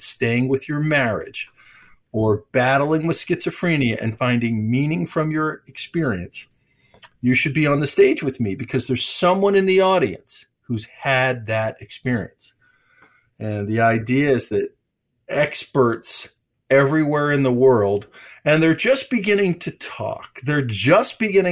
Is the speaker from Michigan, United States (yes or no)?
yes; Michigan, United States; I'm from Michigan